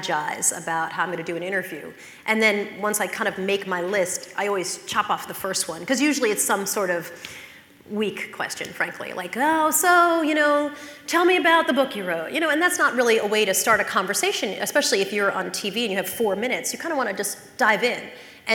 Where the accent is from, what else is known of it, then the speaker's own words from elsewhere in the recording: North Shore of Long Island, New York, United States; I grew up in the North Shore of Long Island